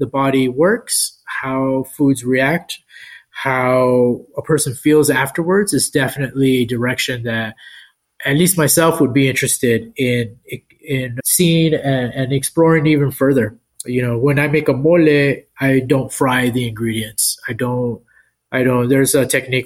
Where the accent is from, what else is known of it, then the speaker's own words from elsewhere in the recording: El Paso, Texas, United States; now in San Antonio, United States; I grew up in El Paso